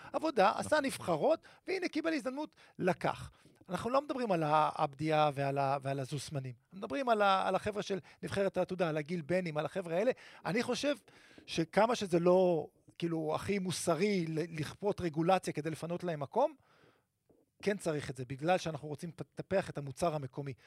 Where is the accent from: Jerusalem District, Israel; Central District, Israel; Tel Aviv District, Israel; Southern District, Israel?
Central District, Israel; Netanya; גדלתי בנתניה